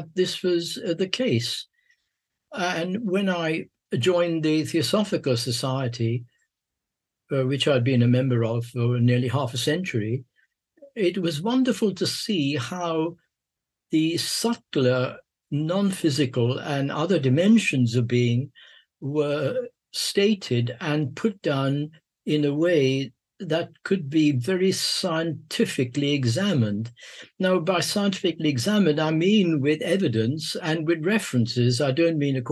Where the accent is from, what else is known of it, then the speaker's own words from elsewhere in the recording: Mumbai, Maharashtra, India; moved away; also born or lived in London, United Kingdom / Sussex, United Kingdom / Oxford, United Kingdom; I was born in Bombay, born in the East, and educated in the West